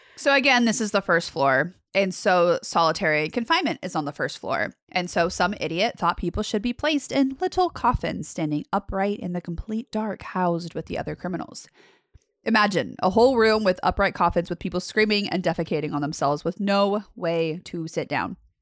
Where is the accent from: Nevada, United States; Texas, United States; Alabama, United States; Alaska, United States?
Nevada, United States; Las Vegas; moved away; I'm from Las Vegas, and so my mom currently still lives in Las Vegas